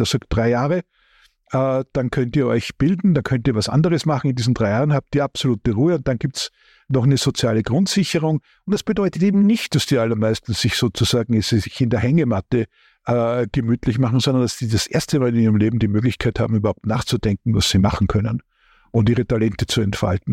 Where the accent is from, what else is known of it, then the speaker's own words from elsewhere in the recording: Austria; ich bin ja Österreicher